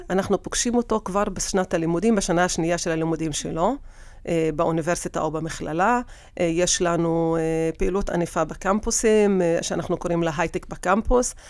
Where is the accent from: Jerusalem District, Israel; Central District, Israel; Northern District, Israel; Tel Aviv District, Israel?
Central District, Israel; Tira; תושבת טירה. האמת שנולדתי בטירה ואני עד, עד עכשיו, אה, גרה בטירה